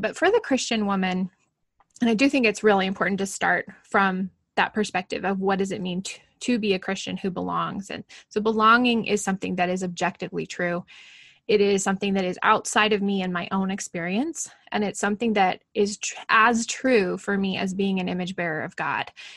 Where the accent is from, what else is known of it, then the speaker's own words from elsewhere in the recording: Portland, Oregon, United States; moved away as an adult; now in Alberta, Canada; I live a thousand miles almost exactly from where I grew up in the Portland area